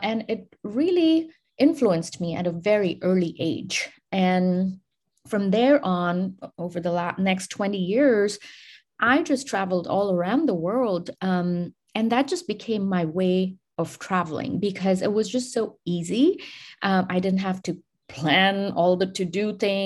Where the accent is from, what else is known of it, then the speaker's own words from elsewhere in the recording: India; I grew up in India